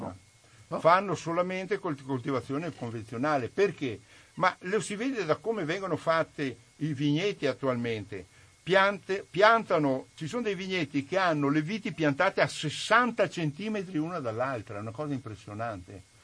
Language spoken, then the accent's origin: Italian; Refrontolo, Veneto, Italy; Io sono di Refronto, lo sono nella zona, nel cuore del Prosecco